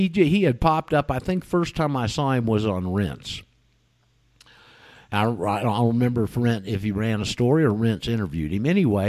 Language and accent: English; United States; now in Mendoza, Argentina; I'm an American, live out here in Mendoza.